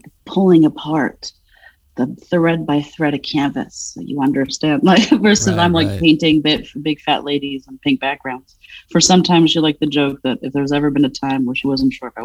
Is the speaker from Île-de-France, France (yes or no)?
yes; Paris, Île-de-France, France; also born or lived in Providence, Rhode Island; now in Philadelphia, United States; I'm a fat woman who was born and raised in Paris, France